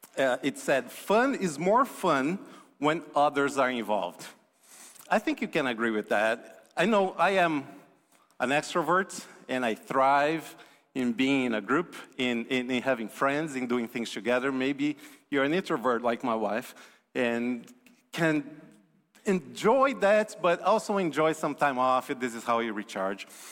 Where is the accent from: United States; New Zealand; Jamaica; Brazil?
Brazil; moved away; I'm from Brazil originally